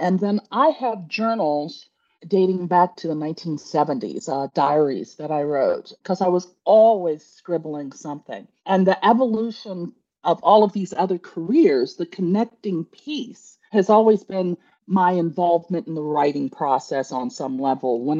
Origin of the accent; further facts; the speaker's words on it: Midwest, United States; also born or lived in Chicago / New York / Washington, D.C.; now in Savannah, United States; I was originally from the Midwest, spent many years in Chicago, lived in New York, lived okay. in Washington, D.C., and now I'm in the warmth and luxurious Savannah, Georgia.